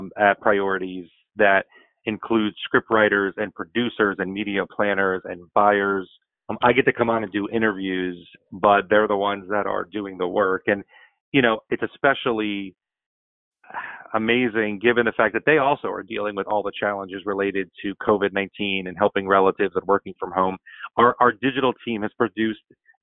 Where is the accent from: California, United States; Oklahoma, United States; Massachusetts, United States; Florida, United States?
Florida, United States; It happens to be my home state